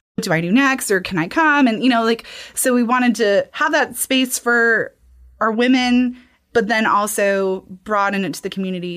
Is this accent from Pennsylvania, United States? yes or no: no; Alabama, United States; moved away as an adult; also born or lived in Savannah, Georgia; now in Kentucky, United States; I'm originally from Alabama.